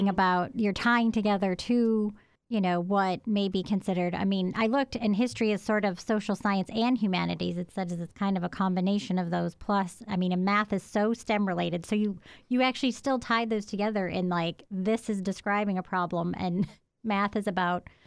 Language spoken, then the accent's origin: English; Providence, Rhode Island, United States; moved away as an adult; now in Athens, United States; I'm from Providence, Rhode Island